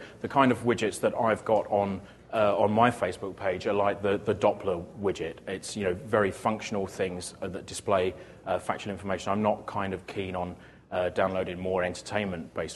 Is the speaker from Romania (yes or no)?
no; United Kingdom; I'm British